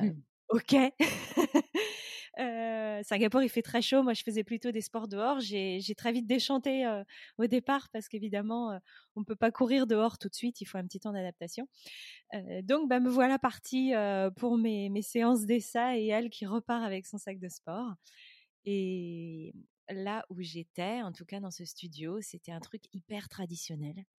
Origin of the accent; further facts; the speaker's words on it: France; moved away as an adult; also born or lived in London; je suis française slash européenne